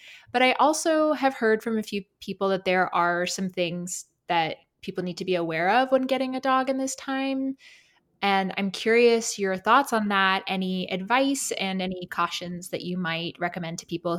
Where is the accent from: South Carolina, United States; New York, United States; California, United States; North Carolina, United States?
South Carolina, United States; I'm from South Carolina, but my hometown's close to Savannah, Georgia.